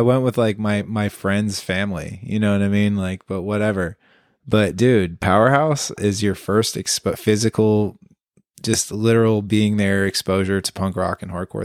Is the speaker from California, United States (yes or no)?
yes; Concord, California, United States; also born or lived in Santa Cruz; I'm from Concord